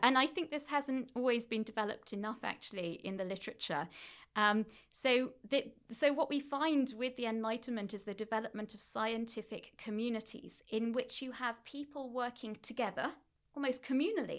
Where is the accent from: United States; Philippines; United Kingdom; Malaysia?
United Kingdom; Oldham, North West England; moved away; I grew up in Manchester, actually East Manchester, a town called Oldham